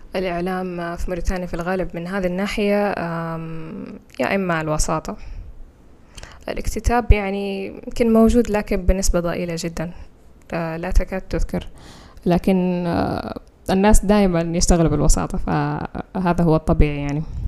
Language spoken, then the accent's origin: Arabic; Saudi Arabia; accent: Saudi; first language Fula; Arabic is a second language; now in Mauritania; لسه أتكلم باللهجة السعودية إلى الآن